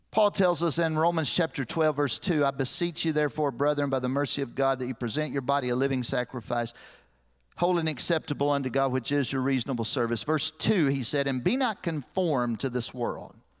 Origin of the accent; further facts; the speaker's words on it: Lexington, United States; moved away as an adult; I grew up in Lexington